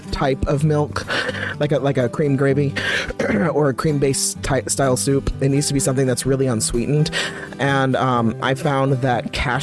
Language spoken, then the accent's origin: English; Midwest, United States; I grew up in the Midwest.